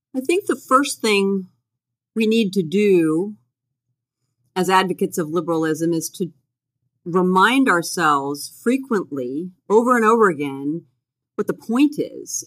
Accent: United States; growing up in the United States

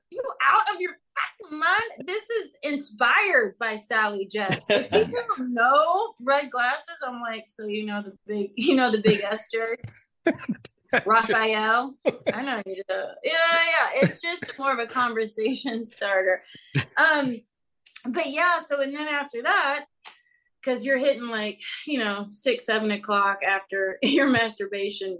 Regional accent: Louisville, Kentucky, United States; I was born in Louisville, Kentucky

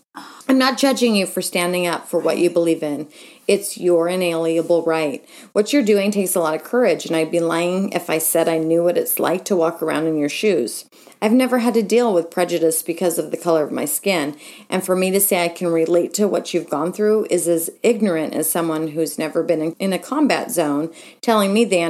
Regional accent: California, United States; I was raised in the San Francisco Bay Area and have been a diehard 49ers fan as long as I can remember.

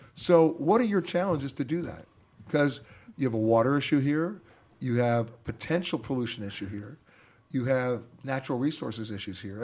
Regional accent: New York, United States; I was born and raised in New York

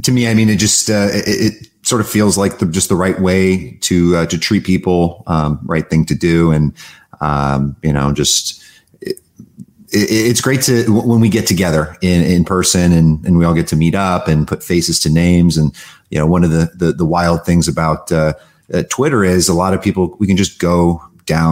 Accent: Los Angeles, California, United States; also born or lived in Rome, Italy; I grew up in Los Angeles. So I'm a first generation Russian American

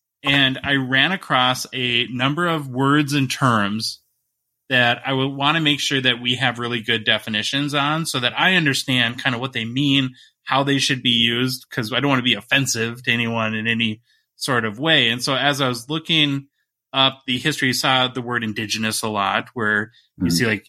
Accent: Minnesota, United States; So I'm from Northern Minnesota originally, and we have a fairly large Native American population there

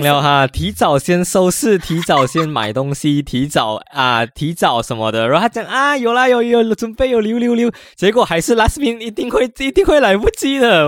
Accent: Malaysia; moved away as an adult; now in Taiwan; 我第一次回去我来台湾读书，读两年，然后我第一次回家

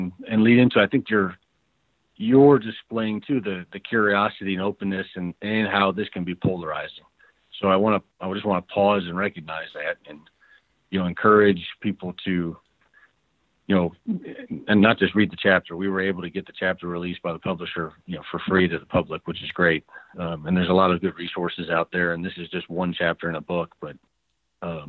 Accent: Cleveland, Ohio, United States; now in Denver, United States; I live in Denver now, but I grew up in Cleveland, Ohio

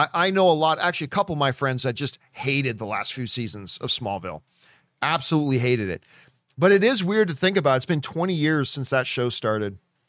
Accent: New York City, New York, United States; born or raised there

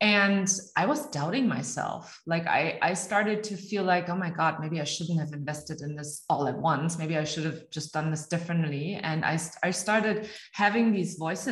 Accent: Germany; first language German; English is a second language; also born or lived in United States; I live in Munich, Germany. I am born and raised in Germany, but I'm educated in the United States

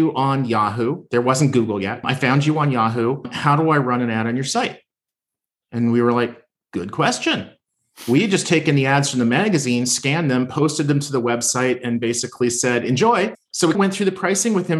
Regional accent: Winnipeg, Manitoba, Canada; moved away as an adult; now in Minneapolis, United States; I was born in Winnipeg. I am Canadian and I'm also American. I moved from Winnipeg to Minneapolis, Minnesota, years ago.

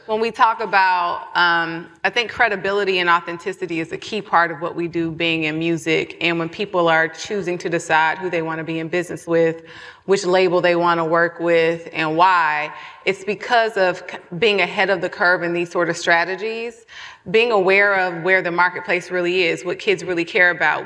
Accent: Atlanta, Georgia, United States; I'm from Atlanta

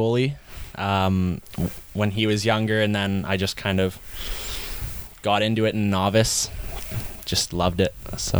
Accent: Saanich, British Columbia, Canada; I came from Saanich, basically all the way up from novice.

